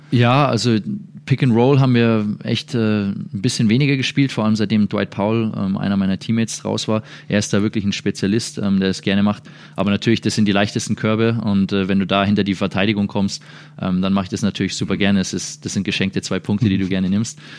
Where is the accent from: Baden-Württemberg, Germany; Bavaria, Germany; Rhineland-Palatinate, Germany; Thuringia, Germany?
Bavaria, Germany; Würzburg; moved away as an adult; now in Dallas, United States; der auch aus der gleichen Stadt kommt wie ich